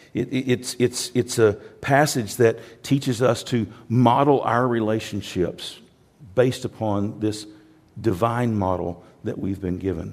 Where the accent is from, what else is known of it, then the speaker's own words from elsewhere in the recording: United States; I'm from America